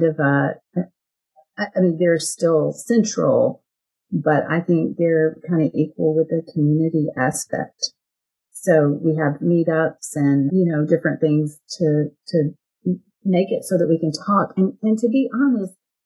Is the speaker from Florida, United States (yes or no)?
no; Texas, United States; You can tell I'm from Texas, right? I say y'all